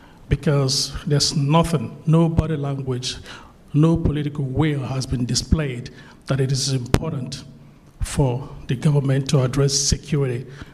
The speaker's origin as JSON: {"language": "English", "country": "Nigeria", "moved": "yes", "lives_now": "United States", "said": "as Nigerian Americans, partially based here and then with a lot of time in and out of Nigeria."}